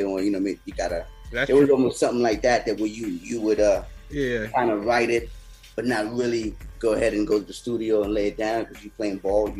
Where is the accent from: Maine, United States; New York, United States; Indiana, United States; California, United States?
New York, United States; New York City; also born or lived in Florida; now in New York, United States; born and raised in Brooklyn. Did a stint in Florida.